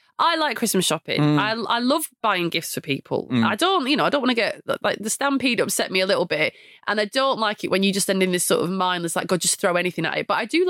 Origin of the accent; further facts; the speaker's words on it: Blackburn, North West England, United Kingdom; you're asking me from Blackburn, Lancashire